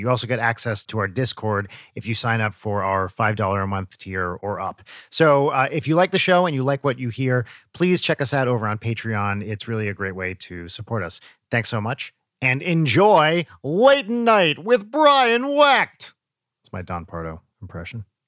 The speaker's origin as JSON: {"language": "English", "town": "Pompton Lakes", "region": "New Jersey", "country": "United States", "tie": "born or raised there", "said": "right near where I grew up in Pompton Lakes"}